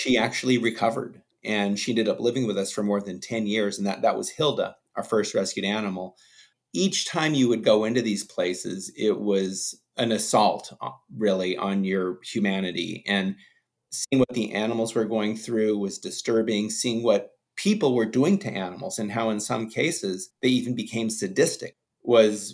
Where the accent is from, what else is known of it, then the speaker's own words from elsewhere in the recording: Los Angeles, California, United States; I grew up in the Hollywood Hills in California